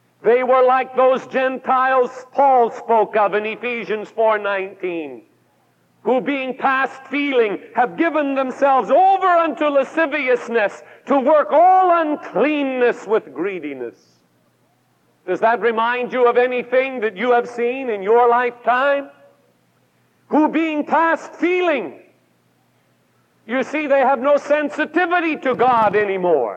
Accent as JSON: {"language": "English", "region": "Pacific Northwest", "country": "United States", "said": "I come from the Pacific Northwest"}